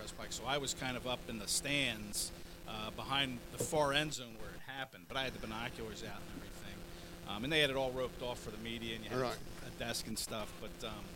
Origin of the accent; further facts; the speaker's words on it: Phoenixville, Pennsylvania, United States; also born or lived in West Virginia; I grew up in Phoenixville, which that's where I went to high school.